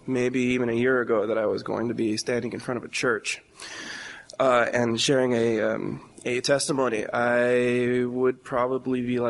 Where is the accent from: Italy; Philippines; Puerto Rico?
Puerto Rico; Fajardo; I was born in Fajardo, Puerto Rico, in 1993, 24 years old.